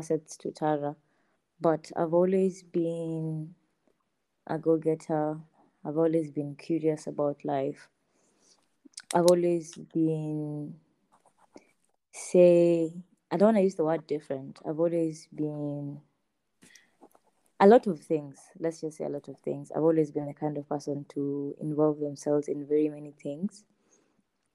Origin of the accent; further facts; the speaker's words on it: Nairobi, Kenya; also born or lived in Eldoret, Kenya; I moved to Nairobi from Eldoret. I was studying between the years 2009 going down, I was studying in Hill School Eldoret. And then after that, when we moved to Nairobi, that was in class 3.